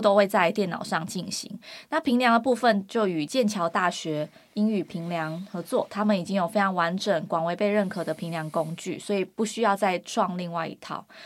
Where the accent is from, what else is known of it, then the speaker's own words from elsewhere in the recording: Kinmen County, Taiwan; moved away; 我是金门人